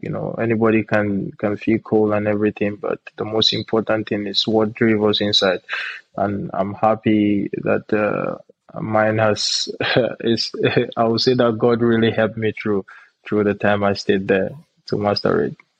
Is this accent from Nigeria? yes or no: yes; Nigeria; moved away as an adult; also born or lived in Benue State / Jos, Plateau State; now in Czech Republic; I'm from uh, Benue State. Uh, I'm born and raised in Nigeria. Uh, I'm precisely from Jos as well